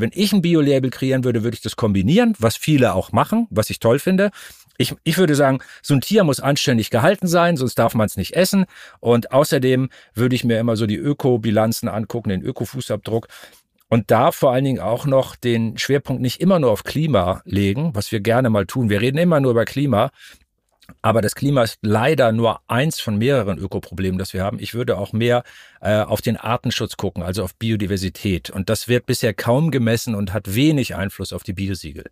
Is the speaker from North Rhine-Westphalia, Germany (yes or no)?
no; Altes Land, Lower Saxony, Germany; now in Hamburg, Germany; Ich komme aus Norddeutschland, aus dem alten Land, Obstanbaugebiet. Ich bin auf so einem landwirtschaftlichen Apfelnebenerwerbshof aufgewachsen.